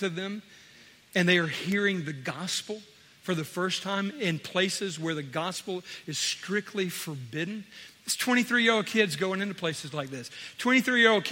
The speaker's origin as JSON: {"language": "English", "country": "United States", "said": "we as American Christians"}